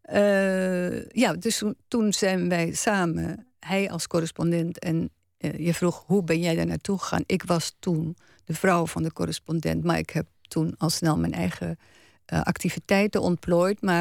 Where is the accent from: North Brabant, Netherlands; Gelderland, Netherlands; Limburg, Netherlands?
Gelderland, Netherlands; Kijk, ik kwam uit Gelderland.